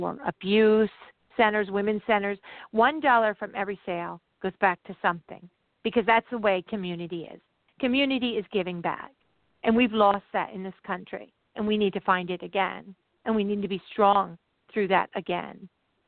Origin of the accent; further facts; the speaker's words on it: New Jersey, United States; I'm from New Jersey.